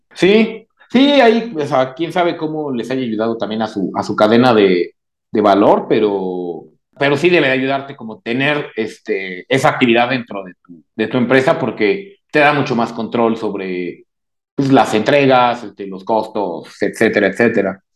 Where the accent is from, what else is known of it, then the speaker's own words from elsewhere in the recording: Mexico; habilidosos somos los mexicanos